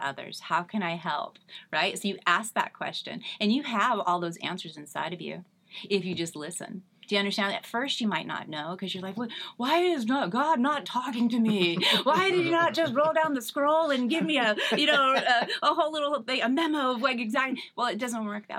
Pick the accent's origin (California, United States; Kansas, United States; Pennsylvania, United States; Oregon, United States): California, United States; Northern; moved away as an adult; now in Eastvale, United States; I'm born and raised in Northern California.